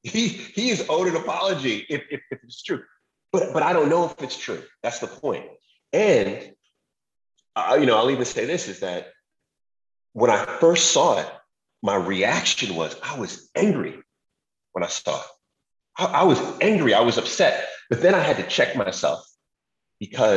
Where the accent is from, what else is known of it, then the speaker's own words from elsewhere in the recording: New York, United States; I'm from New York. We think we can do everything.